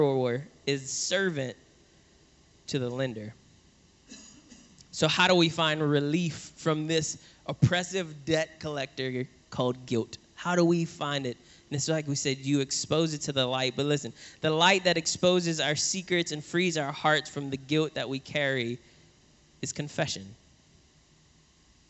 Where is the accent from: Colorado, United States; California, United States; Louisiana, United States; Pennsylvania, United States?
Louisiana, United States; New Orleans; I grew up in New Orleans